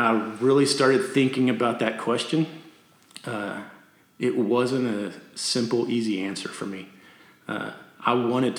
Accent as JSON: {"language": "English", "town": "Amarillo", "region": "Texas", "country": "United States", "tie": "born or raised there", "also_born_or_lived": "Canyon, Texas", "said": "I'm from Canyon, Texas, and I grew up in Amarillo, moved to Canyon in high school"}